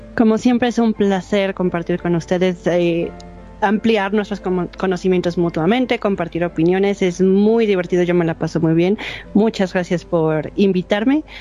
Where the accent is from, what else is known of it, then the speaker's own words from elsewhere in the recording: Mexico City, Mexico; soy de la Ciudad de México